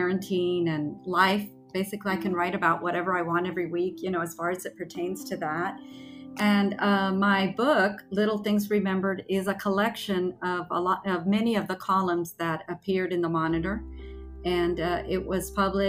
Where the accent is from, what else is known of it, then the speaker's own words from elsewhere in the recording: McAllen, Texas, United States; also born or lived in Guantanamo, Cuba / Spain; I grew up in the valley. I was 4 years old and I've lived here my whole life